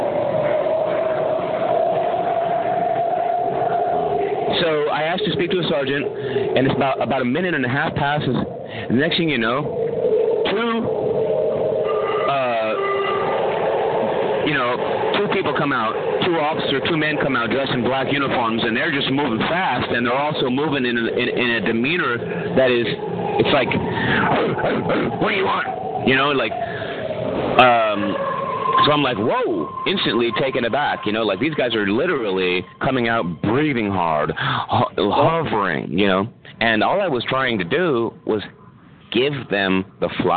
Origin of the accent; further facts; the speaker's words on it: San Francisco, California, United States; I'm from San Francisco